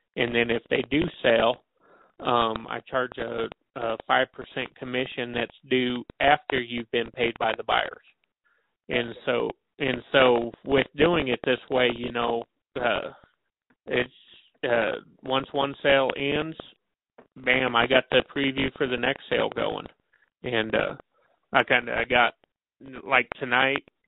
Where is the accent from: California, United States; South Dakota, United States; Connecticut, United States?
South Dakota, United States; moved away as an adult; also born or lived in Tulsa, Oklahoma; growing up in South Dakota